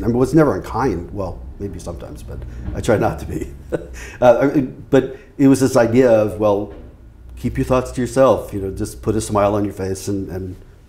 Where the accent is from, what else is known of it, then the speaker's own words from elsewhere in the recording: New York, United States; funny thing is that in my family, I'm the least New Yorker of all of my family. I mean, I I've lost my accent, and I'm not as out there.